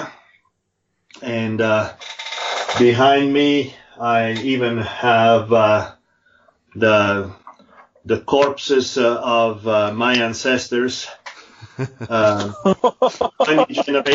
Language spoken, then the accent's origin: English; Italy; moved away as an adult; now in Utah, United States; 63, born and raised in Italy.